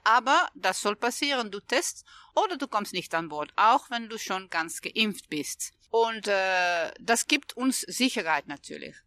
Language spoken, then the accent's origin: German; Netherlands; German is a second language; Ich äh, bin Holländerin